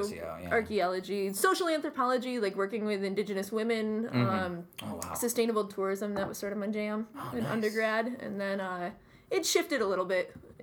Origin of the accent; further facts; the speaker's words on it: Sherrill, New York, United States; I am from Sherrill, New York, which is the county's third city.